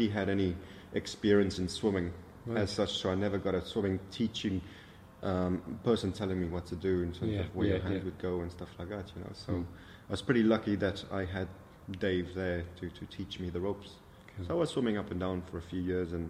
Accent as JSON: {"language": "English", "country": "South Africa", "tie": "born or raised there", "moved": "yes", "lives_now": "Ireland", "said": "I was born and raised in South Africa."}